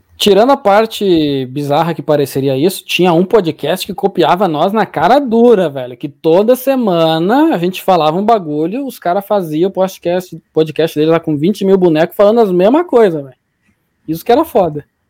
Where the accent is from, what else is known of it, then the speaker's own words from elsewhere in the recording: Alvorada, Rio Grande do Sul, Brazil; Eu sou da Alvorada